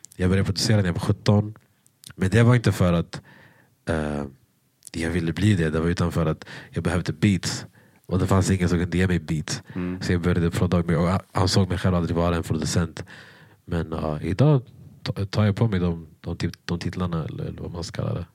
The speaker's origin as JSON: {"language": "Swedish", "country": "Sweden", "said": "jag var från Sverige"}